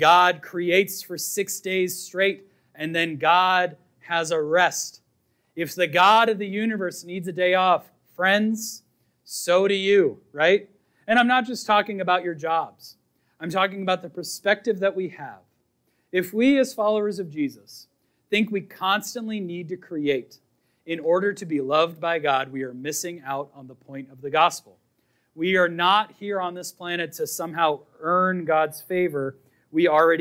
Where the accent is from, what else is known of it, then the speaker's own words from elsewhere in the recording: Boston, Massachusetts, United States; I was raised in Boston